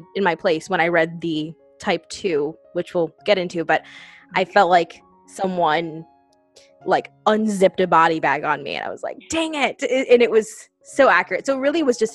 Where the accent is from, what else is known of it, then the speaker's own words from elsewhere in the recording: United States; I am from the New Jersey, New York City area.